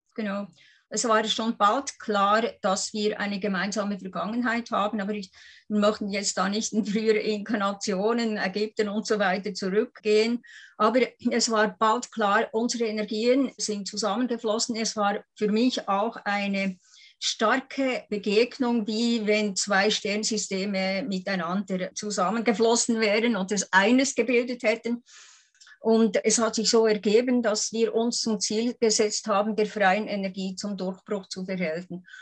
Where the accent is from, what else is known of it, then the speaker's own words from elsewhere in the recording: Lake Thun, Bern, Switzerland; ich bin ja am Thunersee aufgewachsen mit den Schneebergen